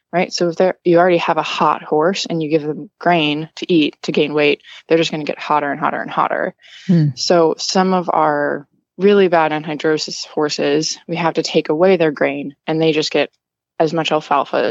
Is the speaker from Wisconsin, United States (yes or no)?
yes; Wisconsin, United States; also born or lived in New York / Massachusetts; now in Florida, United States; I'm originally from Wisconsin and I was living in like New York, Massachusetts before here